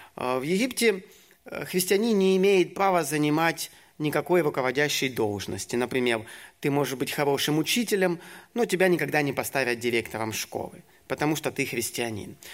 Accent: Ukraine; moved away as an adult; also born or lived in Syria / Egypt; сам я с Украины

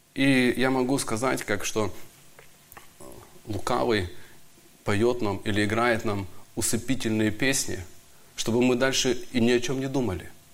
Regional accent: Donbas, Ukraine; Я тоже из Донбасса

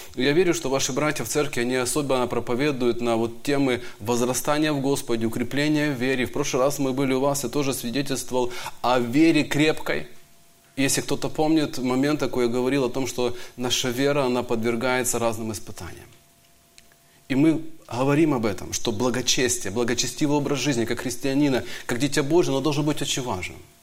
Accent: Donbas, Ukraine; Я тоже из Донбасса

